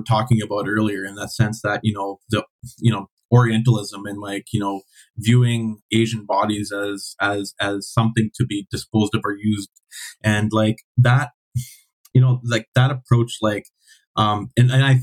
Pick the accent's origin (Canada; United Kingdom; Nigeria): Canada; I'm Canadian